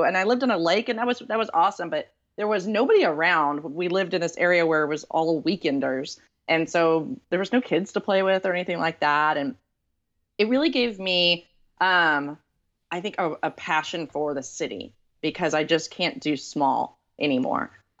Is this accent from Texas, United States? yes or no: yes; Texas, United States; So I grew up in East Texas area